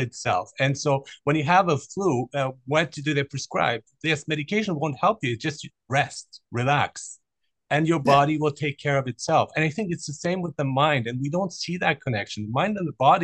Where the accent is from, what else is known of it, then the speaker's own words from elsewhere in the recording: Canada; I am a Canadian